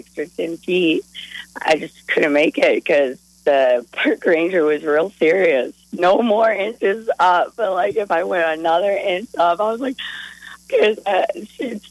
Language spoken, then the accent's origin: English; Colorado, United States; now in Omaha, United States; I'm actually from Colorado.